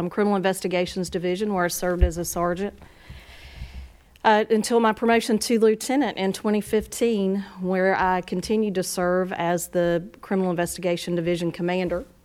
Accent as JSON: {"language": "English", "town": "Garner", "region": "North Carolina", "country": "United States", "tie": "born or raised there", "also_born_or_lived": "Raleigh, North Carolina", "said": "I'm a Garner native. My family moved here when I was 5 from Raleigh."}